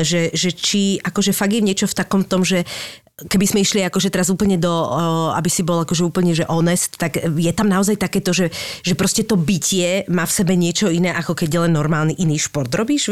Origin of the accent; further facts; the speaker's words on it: Bratislava, Bratislava Region, Slovakia; ja som z Lamača